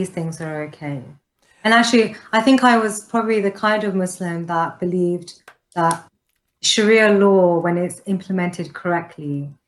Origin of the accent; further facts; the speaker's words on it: London, United Kingdom; also born or lived in Canada; My parents are Pakistani. I grew up in London. I was born in London.